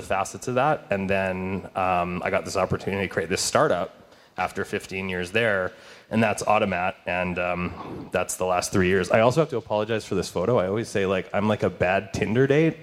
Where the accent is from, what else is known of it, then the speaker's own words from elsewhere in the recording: Manitoba, Canada; moved away as an adult; I'm from Manitoba. I've been here like 17 years, but I went to school out there.